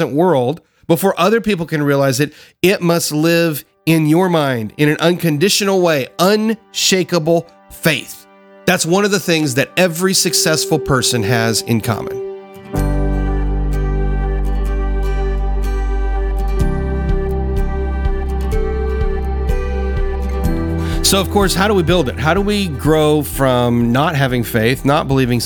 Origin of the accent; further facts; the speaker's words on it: the South, United States; I grew up in the South. I grew up down here where we consider it the buckle of the Bible Belt